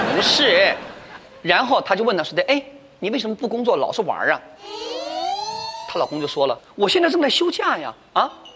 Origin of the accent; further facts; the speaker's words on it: China; 我们中国人